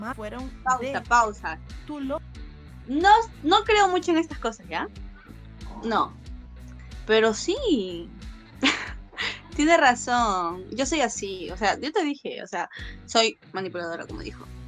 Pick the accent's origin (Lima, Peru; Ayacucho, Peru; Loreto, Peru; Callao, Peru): Lima, Peru; San Juan de Lurigancho; Yo soy de San Juan.